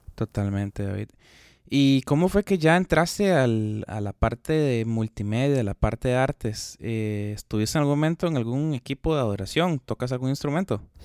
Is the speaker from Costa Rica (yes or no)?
yes; Costa Rica; yo soy de Costa Rica y soy de una parte un poquito eh, alejado de la capital